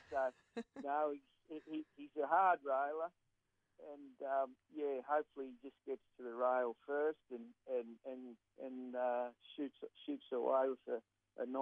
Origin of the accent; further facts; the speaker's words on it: New South Wales, Australia; I'm from New South Wales